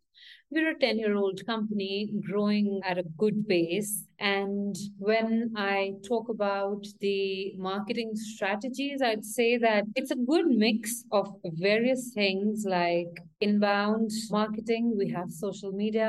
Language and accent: English; India; now in Mexico City, Mexico; I'm from India, currently based out of Mexico City